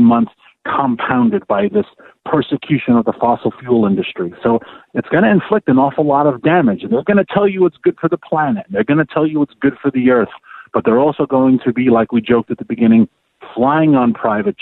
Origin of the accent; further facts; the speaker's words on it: New York City, New York, United States; moved away; also born or lived in Washington, D.C.; I'm from Queens, and I lived 17 years in D.C. I am new to rural America